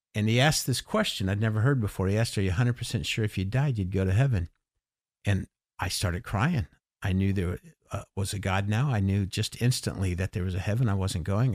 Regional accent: Los Angeles, California, United States; moved away as an adult; now in Gettysburg, United States; I grew up in Los Angeles till I was eighteen

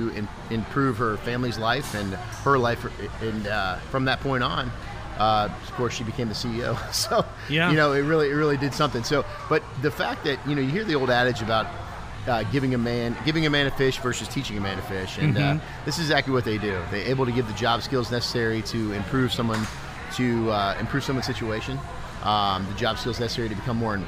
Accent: Winter Park, Florida, United States; I was born here

